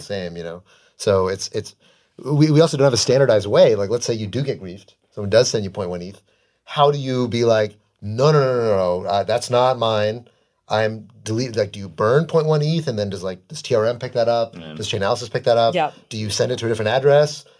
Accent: United States; I'm an American. I love America

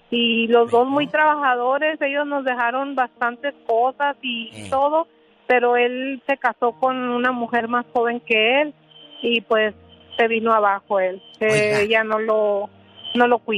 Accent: Chihuahua, Mexico; yo soy de Chihuahua, todos dicen que yo digo que mucho las...

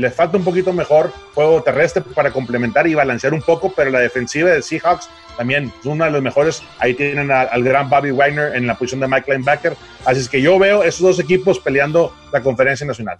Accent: Mexico

